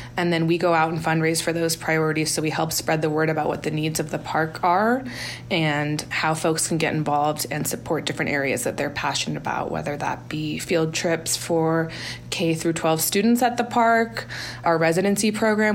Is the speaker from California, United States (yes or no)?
yes; Marin County, Bay Area, California, United States; I grew up just north of San Francisco in Marin County in the Bay Area